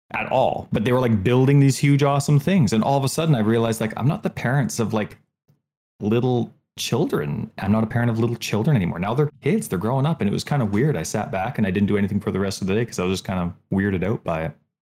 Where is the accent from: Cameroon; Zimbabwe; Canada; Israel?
Canada; I'm third generation Canadian